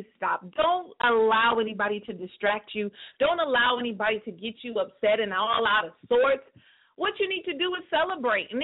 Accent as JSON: {"language": "English", "region": "California", "country": "United States", "tie": "born or raised there", "said": "my hometown, the 209"}